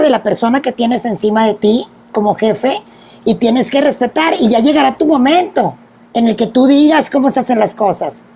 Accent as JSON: {"language": "Spanish", "town": "Monterrey", "region": "Nuevo León", "country": "Mexico", "tie": "born or raised there", "said": "la primera revista grupera en Monterrey, de donde soy originaria"}